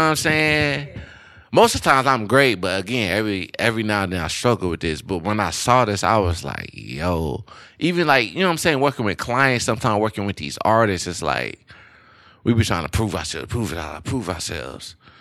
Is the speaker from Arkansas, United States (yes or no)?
no; Louisiana, United States; I'm from Louisiana. I feel like I don't have any accent, but a lot of people still say I have an accent.